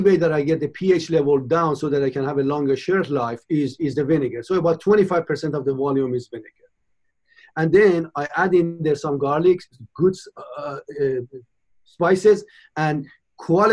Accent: Iran; moved away as an adult; also born or lived in United Kingdom / Michigan / Cincinnati / Philadelphia; now in United States; I was born in Iran in 54. And I left my old country in 1975 as a young 19-year-old, went to the United Kingdom

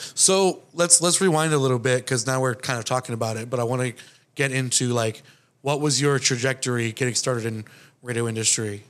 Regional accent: Florida, United States; I'm from um, Florida

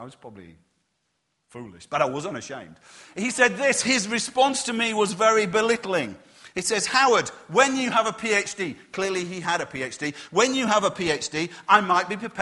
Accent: Yorkshire and the Humber, United Kingdom; I'm from Yorkshire

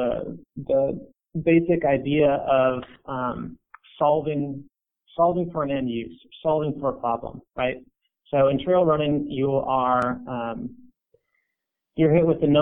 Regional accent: Ashland, Oregon, United States; now in Portland, United States; I grew up in Ashland, Oregon

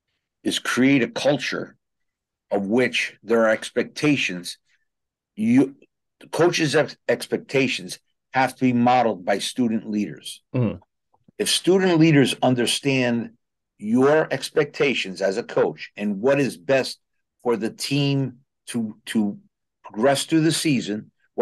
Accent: New Haven, Connecticut, United States; as a young man growing up in New Haven, my next door neighbor was a Red Sox guy.

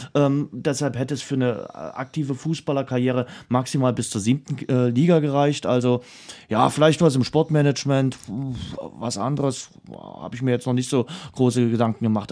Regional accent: Dresden, Saxony, Germany; Was man bei mir immer so schön raushört, ist, äh, dass man weiß, wo ich herkomme. Und das ist Dresden, die Stadt, die ich liebe

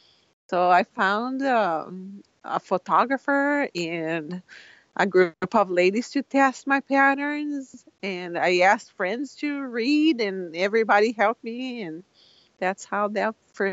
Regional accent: Brazil; now in Washington, United States; I moved here from Brazil, and I live in Washington, and it's gray a lot. The skies are gray. And I was a little sad to be here, and my family is all in Brazil.

